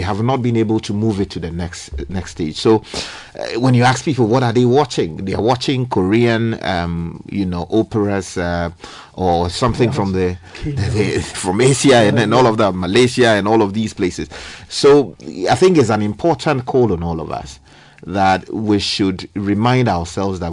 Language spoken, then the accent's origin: English; Ghana; deepening development in our country, but also conscientizing our people